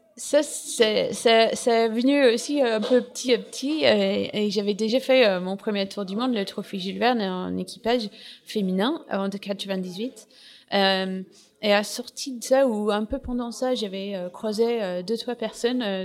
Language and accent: French; England, United Kingdom; French is a second language; moved away as an adult; now in France; je suis anglaise